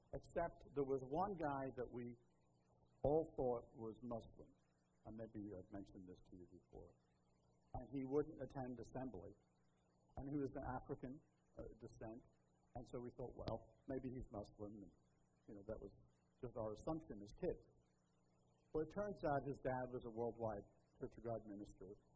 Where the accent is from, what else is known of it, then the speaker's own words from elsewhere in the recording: Liverpool, North West England, United Kingdom; moved away; I tell everybody I'm from Liverpool, but it's just because it's easier, right? That's the, the big city. I was born there. But I mostly grew up on the edge of the metro area.